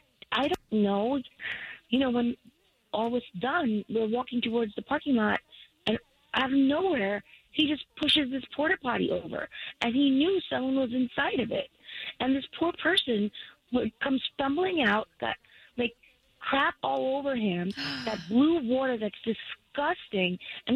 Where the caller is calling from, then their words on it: McCoy, United States; I'm calling from McCoy.